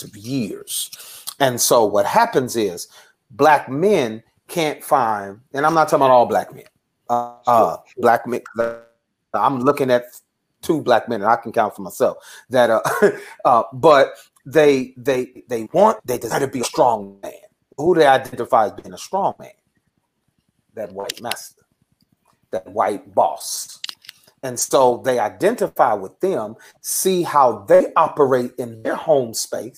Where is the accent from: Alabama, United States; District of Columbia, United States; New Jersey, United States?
New Jersey, United States; Newark; moved away as an adult; now in Texas, United States; I'm originally from Newark, New Jersey. And growing up in Newark, New Jersey